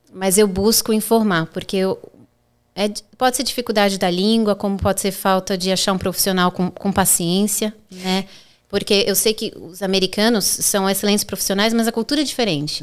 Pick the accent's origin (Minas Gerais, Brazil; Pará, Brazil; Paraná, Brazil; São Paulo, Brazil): São Paulo, Brazil; moved away as an adult; also born or lived in Orlando, United States / Boston, United States; now in Florida, United States; Sou advogada no Brasil, é, como você disse, sou de São Paulo